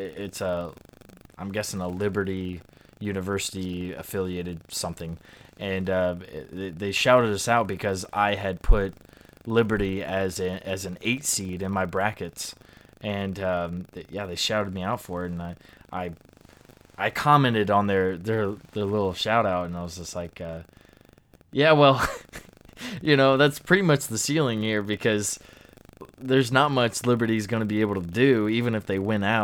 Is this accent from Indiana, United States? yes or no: yes; Indiana, United States; we are from Indiana